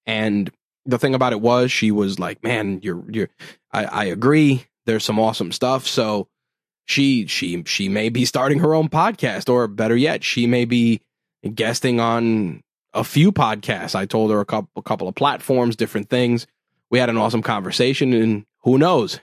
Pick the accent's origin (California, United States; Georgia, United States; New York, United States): New York, United States; New York City; as a New Yorker, uh, living in the borough of Queens here in New York City